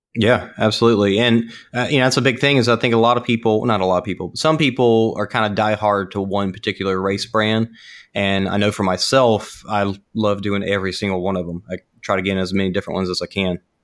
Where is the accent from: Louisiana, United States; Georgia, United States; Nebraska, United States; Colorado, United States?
Louisiana, United States; Ponchatoula; now in Dallas, United States; I grew up in Punchatoula